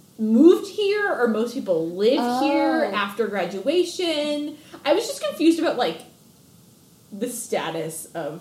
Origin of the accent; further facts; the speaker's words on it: Chicago, Illinois, United States; now in Delaware, United States; I'm from Chicago, actually.